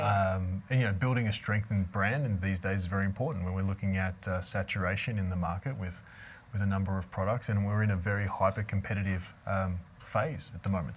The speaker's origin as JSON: {"language": "English", "town": "Melbourne", "region": "Victoria", "country": "Australia", "tie": "born or raised there", "moved": "yes", "said": "I grew up in Melbourne, Australia, in the, in the Yarra Valley"}